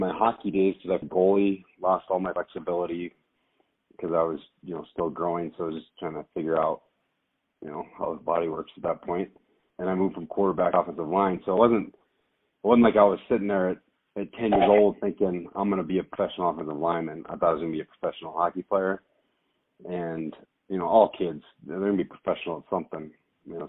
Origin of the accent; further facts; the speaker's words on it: Anchorage, Alaska, United States; moved away as an adult; also born or lived in North Dakota; now in Denver, United States; growing up in Anchorage